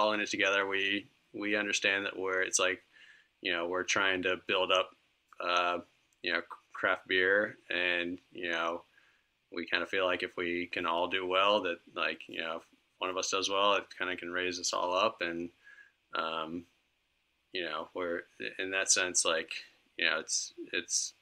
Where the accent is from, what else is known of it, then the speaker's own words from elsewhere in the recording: Virginia Beach, Virginia, United States; moved away as an adult; also born or lived in Philadelphia; now in Charlottesville, United States; I grew up in Virginia Beach